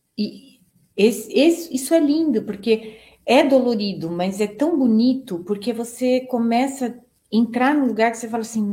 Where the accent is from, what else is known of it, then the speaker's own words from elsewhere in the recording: Brazil; nós somos brasileiros